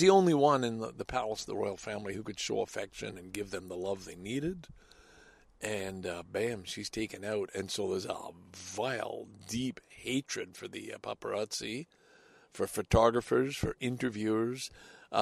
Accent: Salaberry-de-Valleyfield, Quebec, Canada; now in Toronto, Canada; Valleyfield, my hometown.

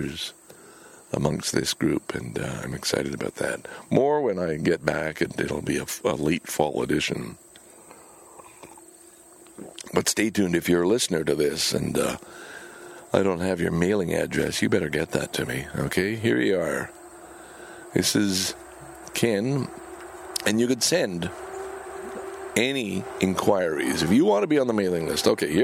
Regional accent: Montreal, Quebec, Canada; moved away; Lachine, my hometown

